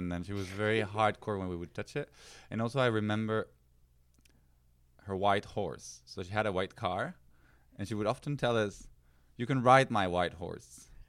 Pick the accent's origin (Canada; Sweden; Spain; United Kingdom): Spain; Guadalajara, Castilla-La Mancha; English is a second language; moved away; I think I learned a lot of English with Ana Maria, which was a US American, former Catholic nun, who was now dedicated to teaching English to kids in Guadalajara, which is a small town in Spain.